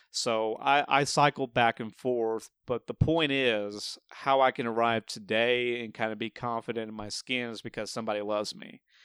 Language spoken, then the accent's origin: English; the South, United States; being from the South